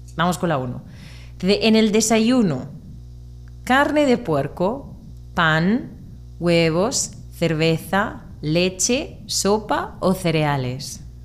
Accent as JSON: {"language": "Spanish", "town": "Murcia", "region": "Region of Murcia", "country": "Spain"}